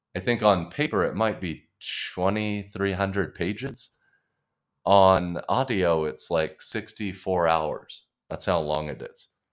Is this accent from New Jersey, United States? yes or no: no; Colorado Springs, Colorado, United States; I grew up in Colorado Springs, Colorado